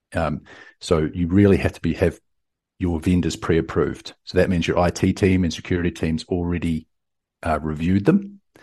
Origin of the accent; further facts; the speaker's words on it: New Zealand; now in Austin, United States; I'm from New Zealand, down from the deep south, uh, but currently in Austin, Texas.